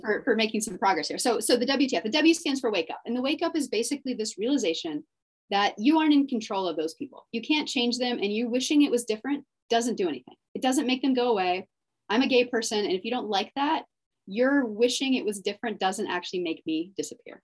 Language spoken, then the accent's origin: English; Dallas, Texas, United States; also born or lived in Austin, Texas; I went to college in Austin and I grew up in Dallas.